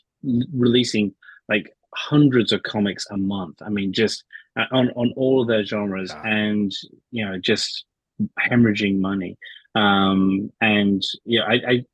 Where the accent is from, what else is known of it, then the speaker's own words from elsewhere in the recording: England, United Kingdom; now in United States; growing up in England